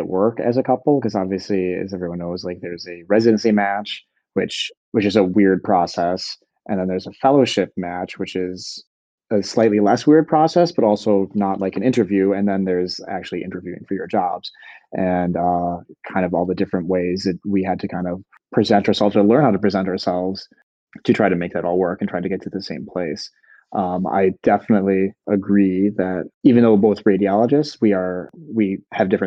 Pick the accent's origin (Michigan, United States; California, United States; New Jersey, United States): Michigan, United States; Detroit; moved away as an adult; now in Chicago, United States; we both grew up in the greater Detroit area from different suburbs